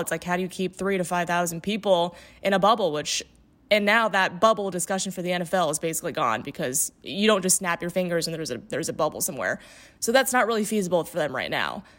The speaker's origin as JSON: {"language": "English", "region": "Indiana", "country": "United States", "tie": "born or raised there", "also_born_or_lived": "Gainesville, Florida / Upper Peninsula, Michigan", "moved": "yes", "said": "I'm from Indiana originally."}